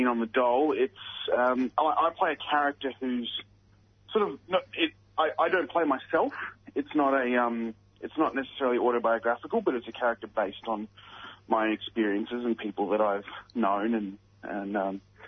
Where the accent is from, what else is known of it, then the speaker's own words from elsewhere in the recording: Ipswich, Queensland, Australia; I'm from Queensland, and Goodna is around where I grew up. I grew up in that area that I grew up in, the suburb next to it called Redbank